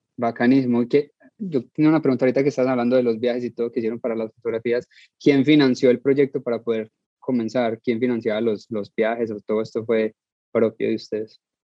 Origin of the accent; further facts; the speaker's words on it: Colombia; Soy colombiano